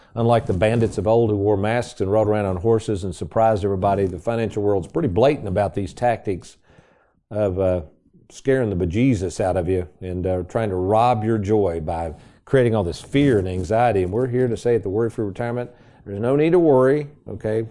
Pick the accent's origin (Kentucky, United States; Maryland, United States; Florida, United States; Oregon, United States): Kentucky, United States; Lexington; where I grew up in Lexington